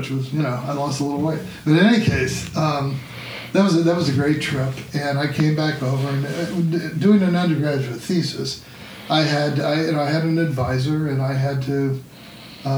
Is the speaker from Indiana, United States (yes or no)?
yes; near Indianapolis, United States; I grew up near Indianapolis